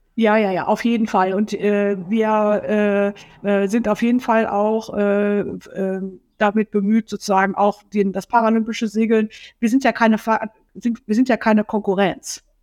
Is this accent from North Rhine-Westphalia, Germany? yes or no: yes; North Rhine-Westphalia, Germany; moved away as an adult; now in Kiel, Germany; ich komme ursprünglich aus Nordrhein-Westfalen